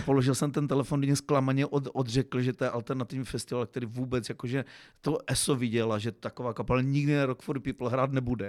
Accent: Uherský Brod, Zlín Region, Czechia; byť jsem uherský, z Uherského Brodu, jsem Broďan

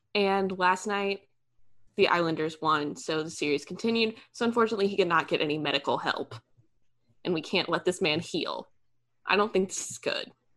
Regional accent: United States; I'm American

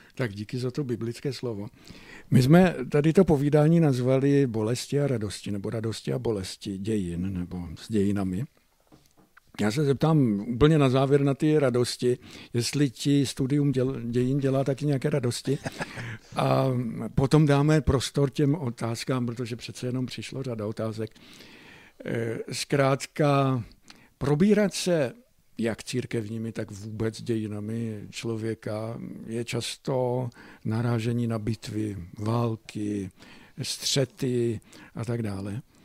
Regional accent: Moravian Slovakia, Czechia; tady u nás na Slovácku

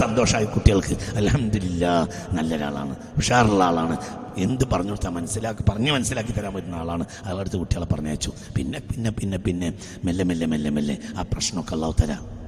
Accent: Nilambur, Kerala, India; ഞങ്ങൾ നിലമ്പൂർക്കാരാണ്

